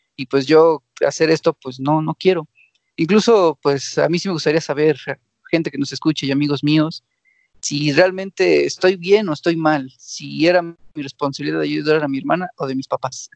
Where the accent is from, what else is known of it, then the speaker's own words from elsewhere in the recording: Mexico; como mexicano